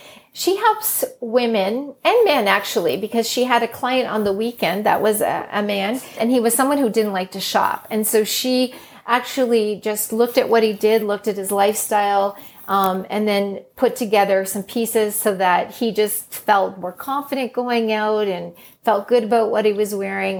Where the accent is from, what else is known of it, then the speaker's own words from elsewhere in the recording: Northern Ireland, United Kingdom; now in Canada; We were born in Northern Ireland, actually, that we hold a British passport when you're born in Northern Ireland.